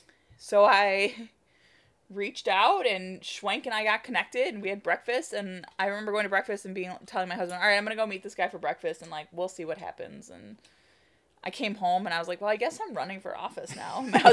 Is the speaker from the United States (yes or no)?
yes; Chicago, Illinois, United States; also born or lived in Mundelein, Illinois; So I grew up in Rogers Park in the city